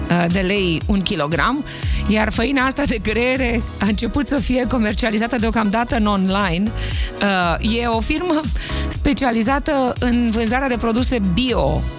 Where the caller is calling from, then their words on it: Constanța, Constanța County, Romania; din Constanța.